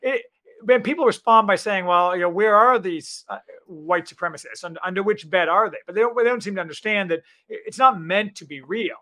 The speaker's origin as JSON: {"language": "English", "country": "United States", "said": "I'm a American optimist"}